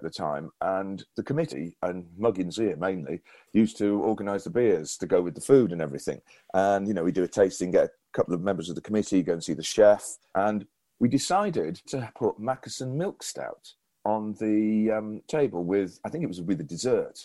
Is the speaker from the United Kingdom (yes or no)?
yes; Llandudno, Wales, United Kingdom; my hometown of Llandudno